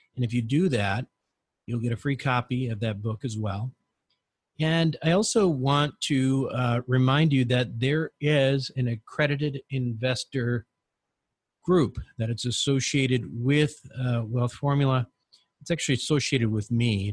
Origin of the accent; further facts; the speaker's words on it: United States; the opportunity to grow up as an American